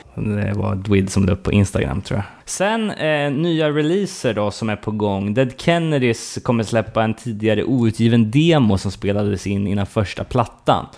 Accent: Sweden; som fördomsfull svensk

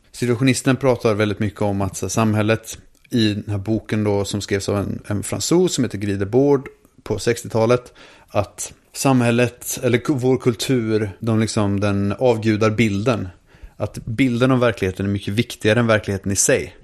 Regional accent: Linköping, Östergötland, Sweden; Vi är från Linköping båda två

